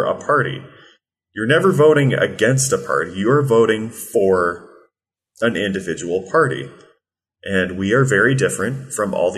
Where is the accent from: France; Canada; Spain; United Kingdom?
Canada; Belleville, Ontario; Belleville, my hometown